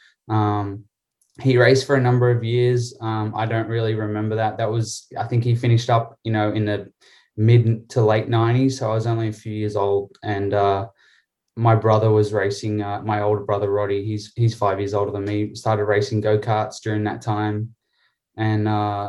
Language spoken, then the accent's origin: English; Sydney, New South Wales, Australia; I'm from Sydney in New South Wales, Australia